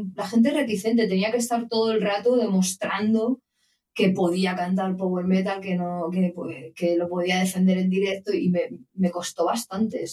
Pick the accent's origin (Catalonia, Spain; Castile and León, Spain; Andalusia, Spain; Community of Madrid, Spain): Community of Madrid, Spain; Madrid; moved away as an adult; yo soy de Madrid